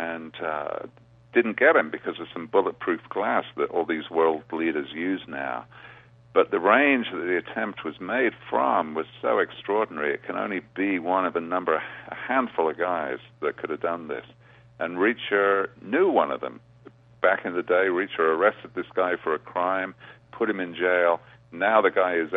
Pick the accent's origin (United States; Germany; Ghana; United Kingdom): United Kingdom; England; moved away as an adult; I'm a native of England